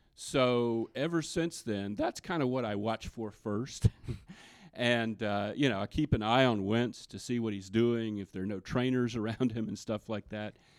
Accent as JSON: {"language": "English", "region": "the South", "country": "United States", "tie": "born or raised there", "said": "growing up in the South as I did"}